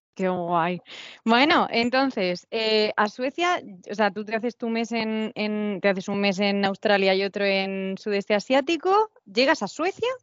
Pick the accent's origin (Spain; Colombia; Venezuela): Spain; moved away; also born or lived in Canada; voy a hacer primero un viaje por España en bicicleta, pues porque es mi cultura